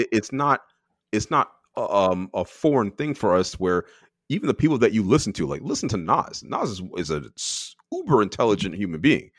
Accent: Canada; I am born here, but my parents are born in Barbados

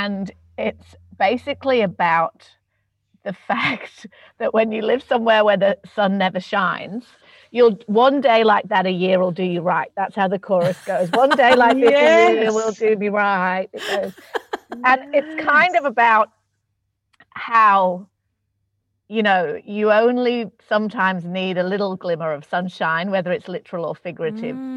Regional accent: Manchester, North West England, United Kingdom; moved away as an adult; now in Melbourne, Australia; I'm from Manchester in England

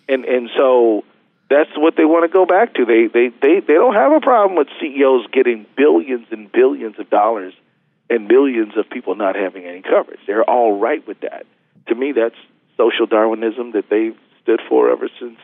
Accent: Minnesota, United States; we're Minnesotans

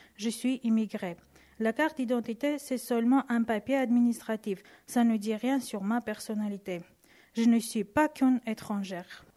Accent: Etchmiadzin, Armavir Province, Armenia; French is a second language; moved away as an adult; also born or lived in Yerevan; now in France; Je suis arménienne. Je suis née en Arménie à Etchmiadzin, dans le village Apaga.

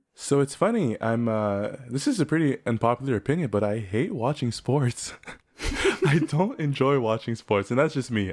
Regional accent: South Shore, Quebec, Canada; I grew up in Quebec on the South Shore.

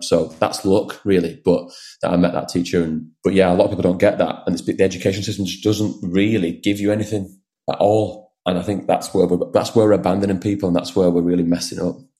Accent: Wigan, North West England, United Kingdom; moved away as an adult; also born or lived in London; now in Wigan, United Kingdom; I was born and raised in Wigan

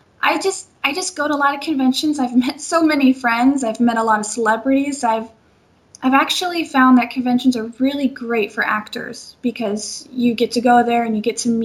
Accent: Seattle, Washington, United States; moved away as an adult; now in Los Angeles, United States; I am from Seattle, Washington

